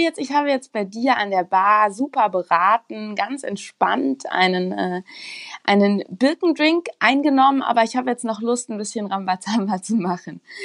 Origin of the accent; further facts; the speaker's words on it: Rhine-Main region, Hesse, Germany; now in Munich, Germany; ich komme aus der Region Rhein-Main